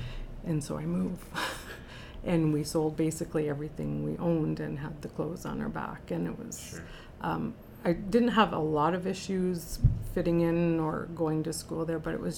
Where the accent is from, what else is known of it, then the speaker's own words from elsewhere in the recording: Labrador City, Newfoundland and Labrador, Canada; also born or lived in Happy Valley-Goose Bay; We moved all over Newfoundland and Labrador and ended up in Western Labrador, a community called Labrador City.